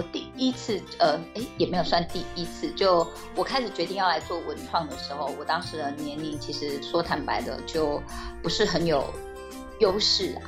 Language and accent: Chinese; Tainan, Taiwan; 身为台南人